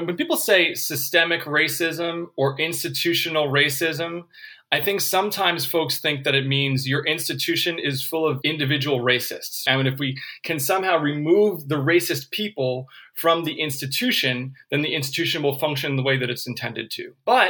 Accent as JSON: {"language": "English", "region": "California", "country": "United States", "said": "Well, I'm from California, and I'm a man."}